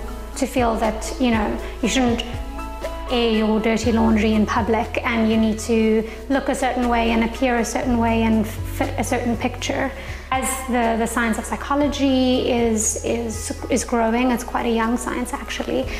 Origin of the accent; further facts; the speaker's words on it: South Africa; moved away as an adult; now in New York City, United States; I'm from South Africa.